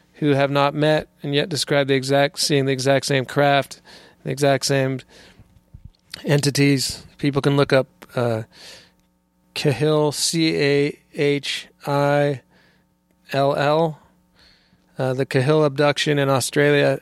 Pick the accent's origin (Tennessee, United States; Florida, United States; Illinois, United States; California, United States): California, United States; moved away as an adult; I was born in California, and, and, uh, was, uh, grew up there